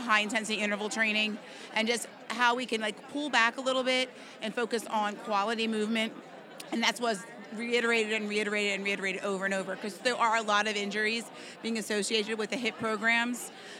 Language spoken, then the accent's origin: English; Avondale, Pennsylvania, United States; I'm actually from Avondale, PA.